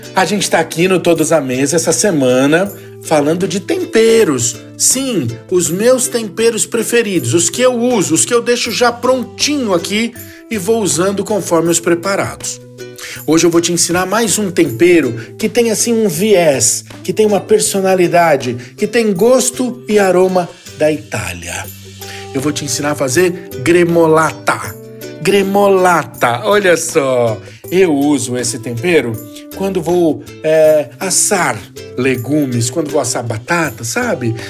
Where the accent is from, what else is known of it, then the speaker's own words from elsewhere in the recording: São Paulo, Brazil; Eu sou paulistano